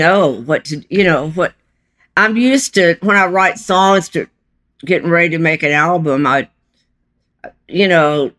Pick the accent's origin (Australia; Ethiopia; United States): United States; Lake Charles, Louisiana; moved away; also born or lived in Chile; I was born in Lake Charles, Louisiana